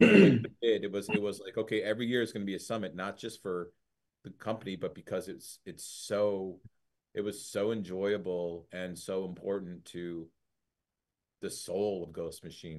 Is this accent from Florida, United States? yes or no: no; Detroit, Michigan, United States; my dad is Lebanese and my mom's, like, from Ohio. And growing up in Detroit